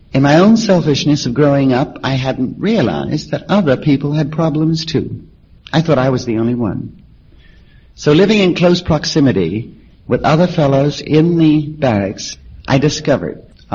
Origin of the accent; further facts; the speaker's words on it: New York City, New York, United States; I was born in New York City